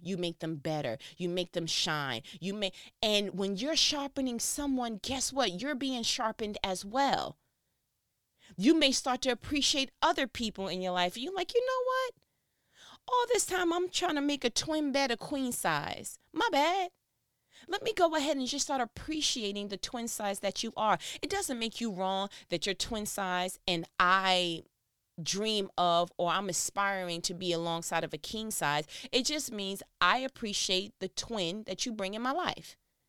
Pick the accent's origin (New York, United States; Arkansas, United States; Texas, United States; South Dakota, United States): New York, United States; now in Georgia, United States; Because I came from New York, came down to Georgia, and people had a whole brand new idea of what my awesome was.